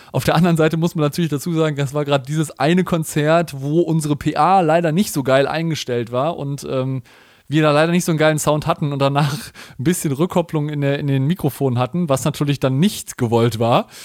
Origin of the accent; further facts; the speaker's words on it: Cologne, North Rhine-Westphalia, Germany; ich komme ja aus Köln